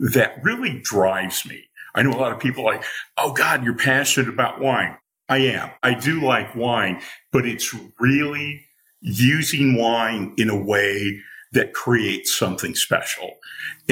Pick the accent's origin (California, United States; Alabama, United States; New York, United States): California, United States; Newport Beach; I grew up in Southern California, and as a kid in the Newport Beach area